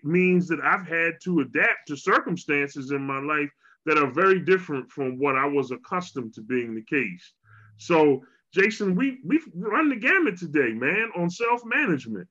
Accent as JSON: {"language": "English", "town": "Philadelphia", "region": "Pennsylvania", "country": "United States", "moved": "yes", "lives_now": "Walla Walla, United States", "said": "I am from Philly."}